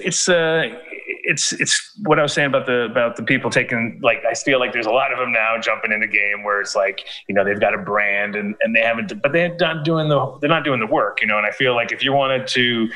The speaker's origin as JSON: {"language": "English", "region": "New York", "country": "United States", "tie": "born or raised there", "said": "I grew up in New York in the 70s and 80s, you know, when it was really New York"}